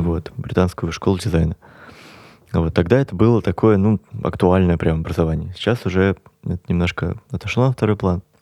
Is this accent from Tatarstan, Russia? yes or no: yes; Kazan, Tatarstan, Russia; moved away as an adult; now in Moscow, Russia; я уехал просто из Казани